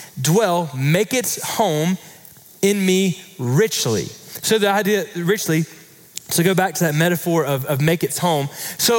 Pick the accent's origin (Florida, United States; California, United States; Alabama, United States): Florida, United States; now in Texas, United States; I grew up in Florida